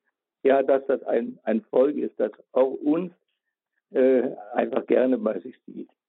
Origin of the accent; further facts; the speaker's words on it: North Bohemia, near Reichenberg, Liberec Region, Czechia; now in Würzburg, Germany; ich bin Jahrgang 1941 geboren in Nordböhmen so wie Herr Posselt auch, äh, in der Nähe von Reichenberg, heute Liberec.